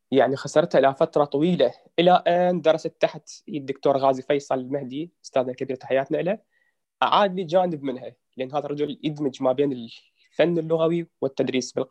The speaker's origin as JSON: {"language": "Arabic", "town": "Baghdad", "region": "Baghdad Governorate", "country": "Iraq", "tie": "born there", "said": "البطاقة الشخصية بشكل مختصر … من مواليد محافظة بغداد تاريخ 21 8 1990"}